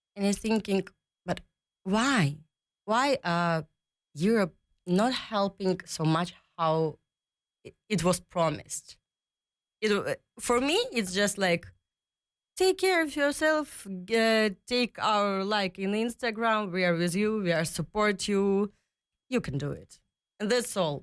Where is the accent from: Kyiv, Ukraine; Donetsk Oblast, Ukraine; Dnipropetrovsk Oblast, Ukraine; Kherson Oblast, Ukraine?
Dnipropetrovsk Oblast, Ukraine; Kryvyi Rih; English is a second language; moved away as an adult; now in Netherlands; I uh, came from Dnipro, uh, but actually I was born in Krivorok. It's the city where I was born.